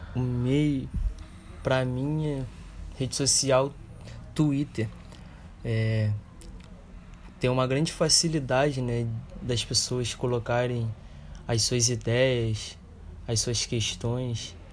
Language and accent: Portuguese; Brazil; nós que somos brasileiros